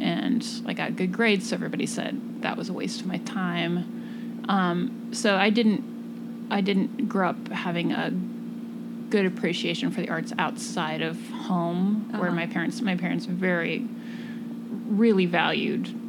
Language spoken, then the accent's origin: English; Midwest, United States; now in New York, United States; I grew up in the Midwest